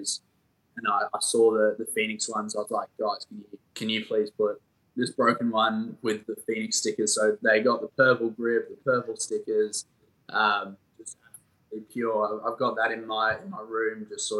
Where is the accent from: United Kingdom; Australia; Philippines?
United Kingdom; Sheffield, Yorkshire and the Humber; I grew up in Sheffield in England